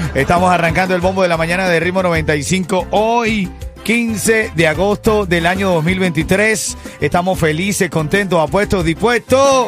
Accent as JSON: {"language": "Spanish", "country": "Venezuela", "moved": "yes", "lives_now": "Miami, United States", "said": "un venezolano que vino buscando seguir haciendo su sueño realidad"}